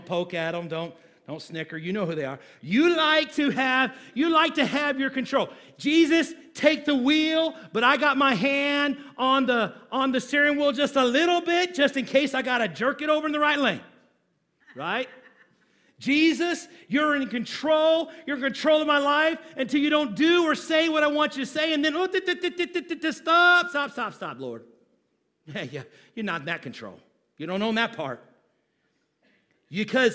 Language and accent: English; United States; we as American Christians